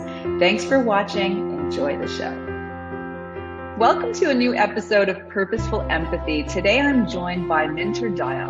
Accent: Montreal, Quebec, Canada; And I've just learned he's lived a few years in Montreal, my hometown.

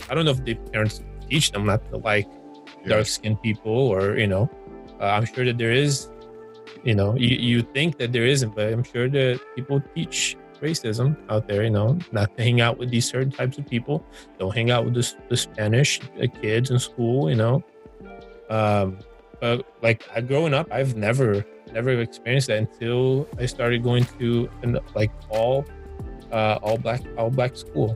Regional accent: Brazil; also born or lived in Orlando, Florida; now in Georgia, United States; growing up in Brazil

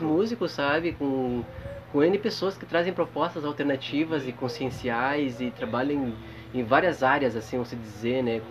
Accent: Rio Grande do Sul, Brazil; now in Bahia, Brazil; eu que sou gaúcho

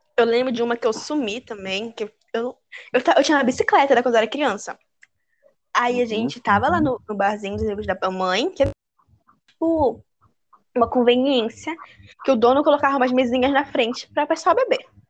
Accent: Manaus, Amazonas, Brazil; also born or lived in Pará; now in Belém, Brazil; eu nasci no Pará, mas a minha infância toda foi em Manaus, no Amazonas.

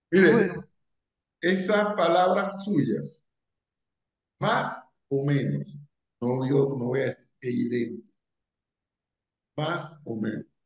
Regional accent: Panama; nos caracteriza como panameños, somos exageradamente superficial

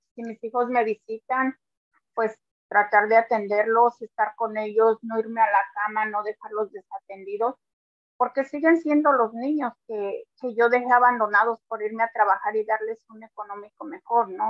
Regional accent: Mexico; now in New Jersey, United States; Aquí en New Jersey, yo soy de México

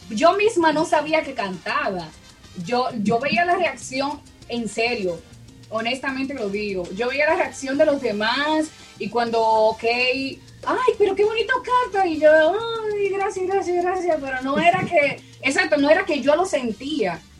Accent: Dominican Republic; estudié locución durante seis meses en mi país, República Dominicana, de ahí soy, y, ya.

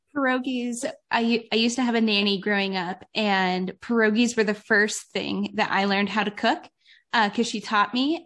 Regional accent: Cleveland, Ohio, United States; moved away; back home in Cleveland

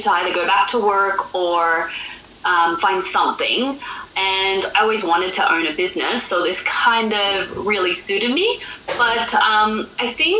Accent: Australia; moved away as an adult; also born or lived in northern Alberta, Canada; now in Alberta, Canada; I'm from Australia, so that's why I sound a little bit different. But I've been living in Canada for the last 10 years.

